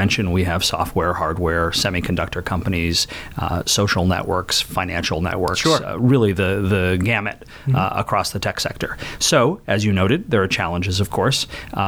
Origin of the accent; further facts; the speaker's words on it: Maine, United States; moved away as an adult; now in Washington, D.C., United States; I grew up in Maine, and I'm a lawyer by training